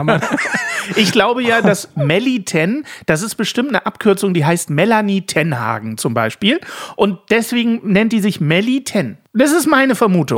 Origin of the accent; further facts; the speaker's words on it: Ulm, Baden-Württemberg, Germany; Ich bin ja in Ulm aufgewachsen